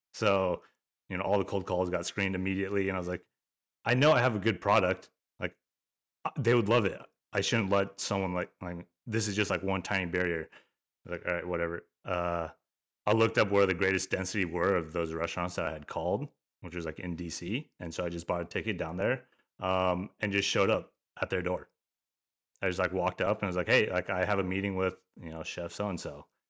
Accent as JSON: {"language": "English", "region": "Alaska", "country": "United States", "tie": "born or raised there", "said": "born and raised in Alaska"}